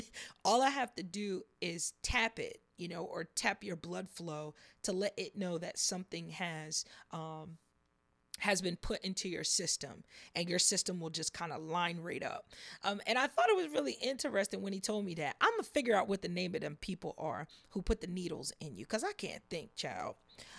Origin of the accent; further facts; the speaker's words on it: New Jersey, United States; also born or lived in Las Vegas; But Vegas, I was born in Vegas. We used to live in different parts of New Jersey. And currently, my hometown is in South Jersey. So that's where I reside at now, is in South Jersey.